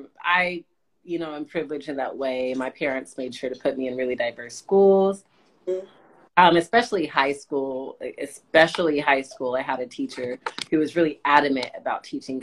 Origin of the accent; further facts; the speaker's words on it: Tulsa, Oklahoma, United States; I grew up in Tulsa